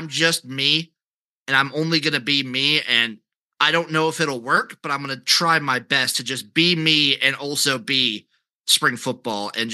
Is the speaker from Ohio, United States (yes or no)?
no; Nebraska, United States; I'm from Nebraska